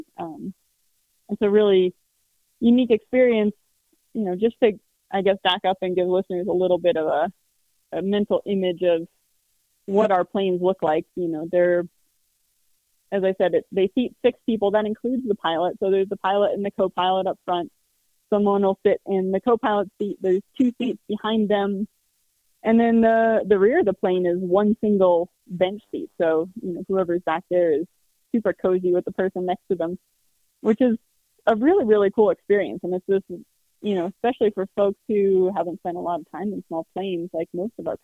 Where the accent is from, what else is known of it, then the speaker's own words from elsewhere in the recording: Carbondale, Colorado, United States; I grew up in Carbondale, just down the road